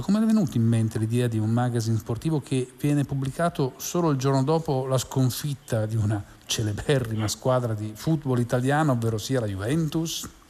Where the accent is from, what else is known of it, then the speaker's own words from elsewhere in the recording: Turin, Piedmont, Italy; sono un torinese di nascita